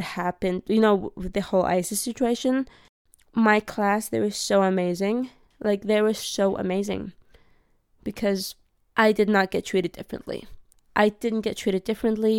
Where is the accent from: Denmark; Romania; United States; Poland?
Denmark; also born or lived in Iraq; I grew up in Denmark